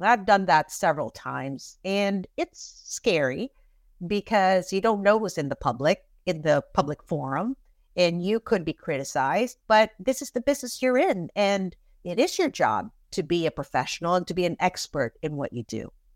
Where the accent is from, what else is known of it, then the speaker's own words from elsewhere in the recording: Philippines; moved away as an adult; also born or lived in California / New York City / Florida; now in Orlando, United States; So, I am an immigrant from the Philippines. I moved to this country in nineteen eighty-nine